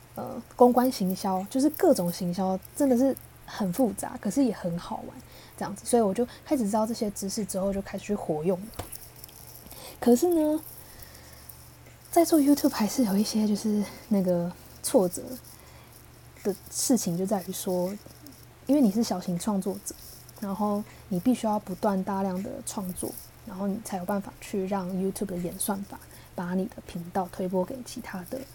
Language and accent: Chinese; Taiwan; 我跟我是星二代嘛，那我是爸爸来自台湾，妈妈来自越南